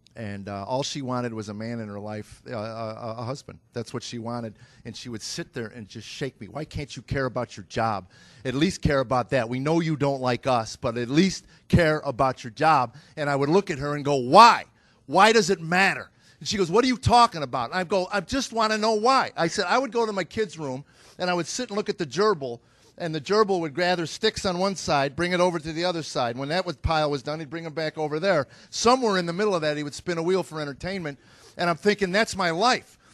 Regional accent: United States; I grew up in America

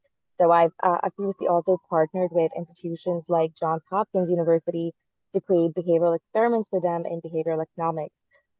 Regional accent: Dubai, United Arab Emirates; moved away as an adult; also born or lived in India / Toronto, Canada; now in Canada; I also come from a very diverse background. I was born in India. I was raised in the Middle East and Dubai as well. And then I moved to the University of Toronto to pursue my studies.

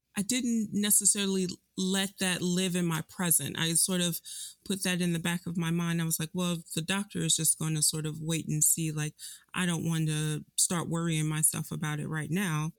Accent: Chicago, Illinois, United States; moved away as an adult; I was born and raised in Chicago, um, left Chicago for college

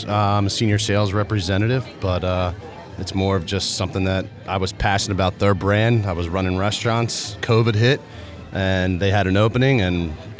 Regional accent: Sea Isle City, New Jersey, United States; I grew up in Sea Isle

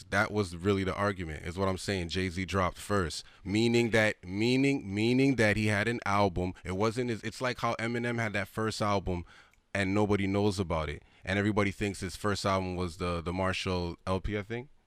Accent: Nigeria; I'm a Nigerian.

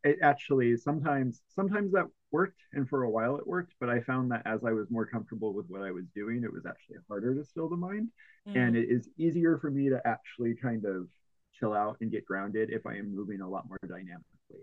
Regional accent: Bloomington, Illinois, United States; now in Oakland, United States; I grew up in the Midwest, like the very almost like dead center of Illinois, in a twin cities called Bloomington Normal

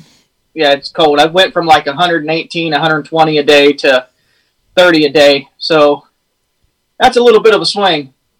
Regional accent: Florida, United States; moved away; growing up in Florida

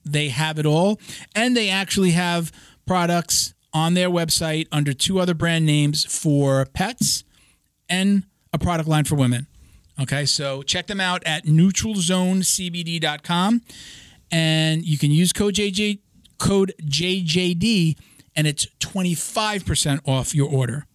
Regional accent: New York, United States; I'm from New York

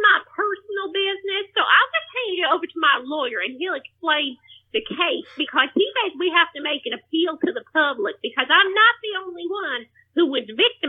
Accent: Plano, Texas, United States; I'm calling from, well, I'm from Plano, Texas, but I'm calling from some tailhole between Plano and Galveston.

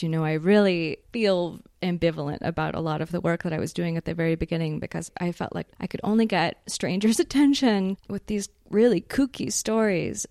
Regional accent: Houston, Texas, United States; moved away as an adult; now in Prague, Czech Republic; I was born in Houston, Texas, and grew up there.

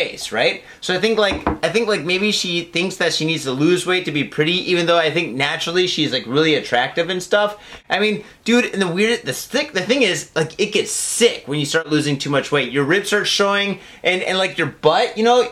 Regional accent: Michigan, United States; now in Japan; I am from Michigan

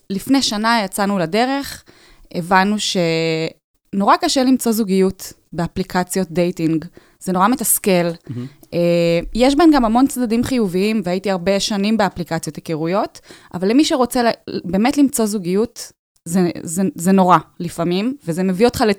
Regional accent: Tel Aviv, Tel Aviv District, Israel; כן, אני מתל אביב.

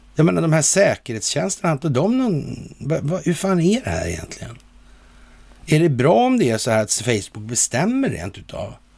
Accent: Sweden

